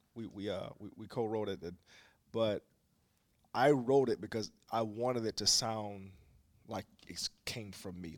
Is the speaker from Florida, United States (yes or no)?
yes; Jacksonville, Florida, United States; now in Philadelphia, United States; I grew up in Jacksonville, Florida